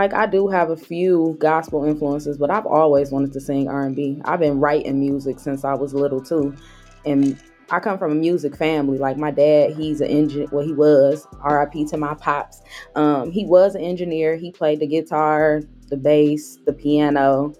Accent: Mount Clemens, Michigan, United States; I'm from Mount Clemens.

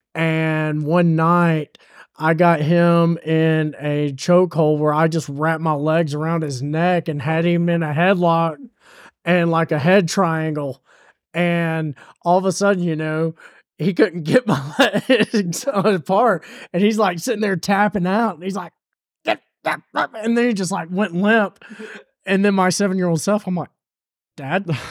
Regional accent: the South, United States; we are all from the South here

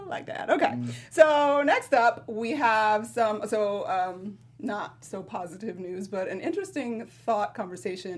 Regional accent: Atlanta, Georgia, United States; my hometown, ATL

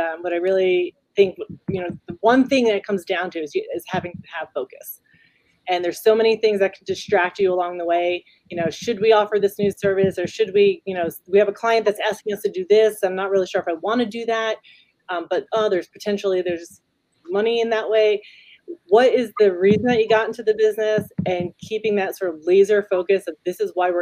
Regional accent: New York, United States; now in Las Cruces, United States; I'm a New Yorker, Italian New Yorker

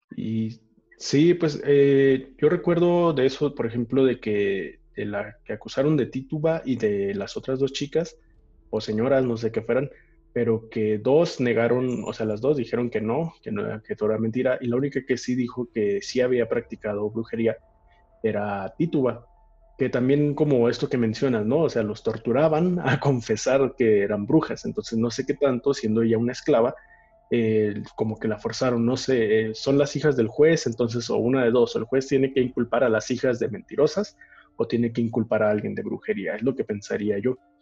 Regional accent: Mexico; nosotros como mexicanos

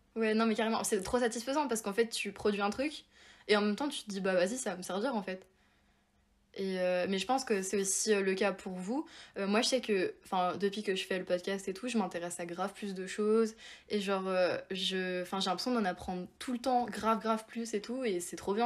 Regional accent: Évian-les-Bains, Auvergne-Rhône-Alpes, France; moved away as an adult; now in Paris, France; j'habite à Paris mais normalement je viens de Évian, donc comme l'eau du coup en Haute-Savoie

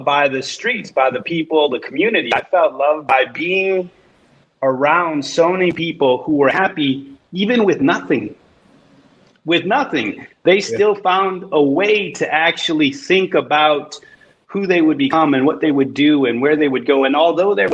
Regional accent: Chicago, Illinois, United States; I grew up in Chicago, in Pilsen, in this amazing, diverse community.

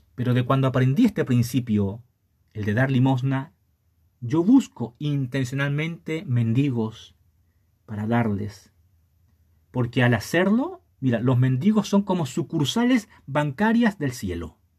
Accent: Chile; no seas mano de guagua, decimos en Chile

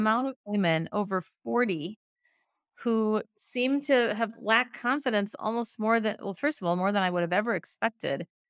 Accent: Minnesota, United States; also born or lived in San Francisco, United States; now in Oakland, United States; I'm originally from Minnesota, in the middle of the, the U S up north, but I live in San Francisco now

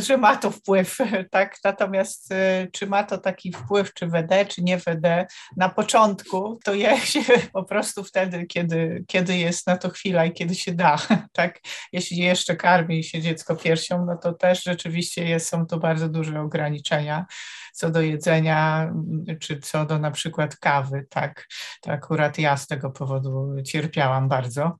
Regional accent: Warsaw, Masovian Voivodeship, Poland; Z Warszawy.

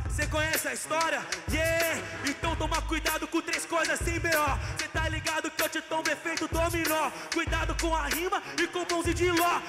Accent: São Paulo, Brazil; Eu vim lá de SP

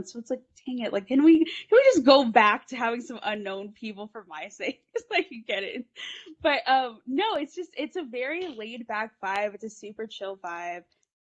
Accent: San Diego, California, United States; I actually born and raised in San Diego

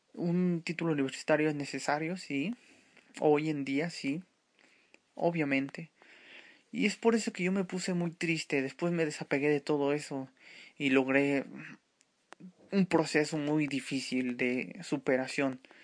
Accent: Mexico City, Mexico; soy mexicano de la Ciudad de México

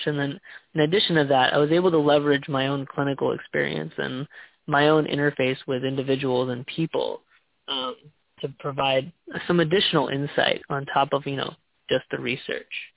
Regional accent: Texas, United States; moved away as an adult; now in Seattle, United States; I was born and raised in Texas, and I've recently made the big move to Seattle

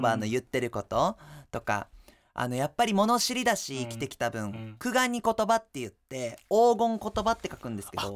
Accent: Okinawa, Japan; moved away; 沖縄出身の僕

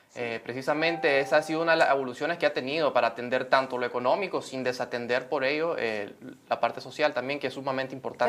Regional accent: Nicaragua

